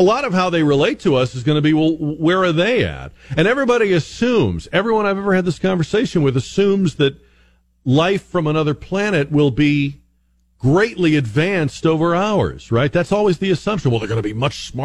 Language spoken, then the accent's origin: English; Northeast, United States; I'm from the Northeast